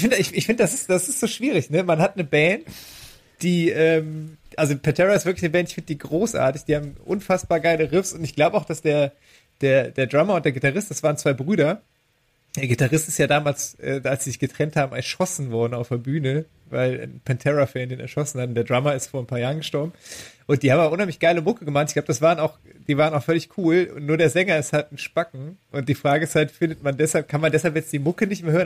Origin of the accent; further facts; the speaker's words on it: Düren, North Rhine-Westphalia, Germany; moved away; ich komme ja aus Düren, das ist ja eine alte Papiermacherstadt